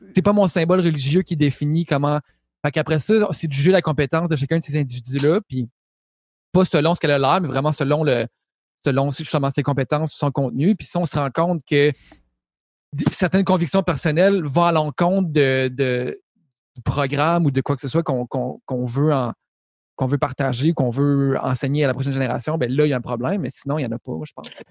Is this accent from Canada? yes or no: yes; Quebec City, Quebec, Canada; on vient de Québec